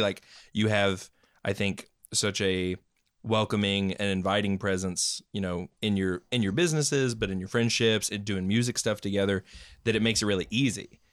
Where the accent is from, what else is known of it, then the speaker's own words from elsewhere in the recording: Knoxville, Tennessee, United States; also born or lived in Maryville; I was uh, born and raised in Knoxville